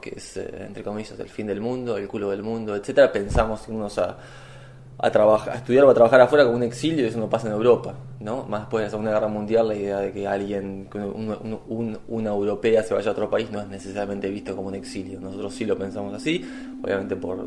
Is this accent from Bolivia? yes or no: no; Argentina; moved away as an adult; now in Edinburgh, United Kingdom